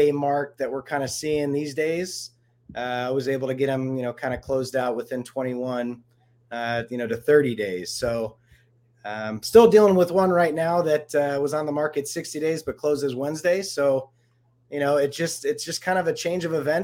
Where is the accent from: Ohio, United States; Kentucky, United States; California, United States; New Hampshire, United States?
Ohio, United States; now in Denver, United States; I'm originally from Ohio